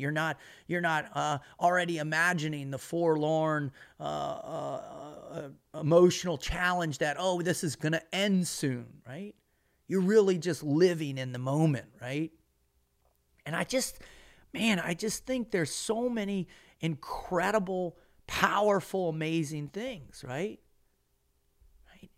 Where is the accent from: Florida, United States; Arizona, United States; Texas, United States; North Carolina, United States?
Florida, United States; Boca Raton; as a kid growing up in Boca Raton, Florida